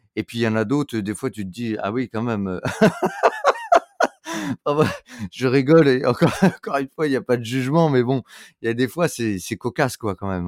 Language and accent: French; France